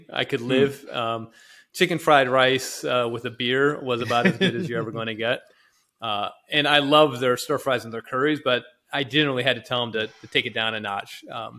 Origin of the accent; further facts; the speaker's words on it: Dallas, Texas, United States; I grew up in Dallas, so, you know, jalapenos and stuff.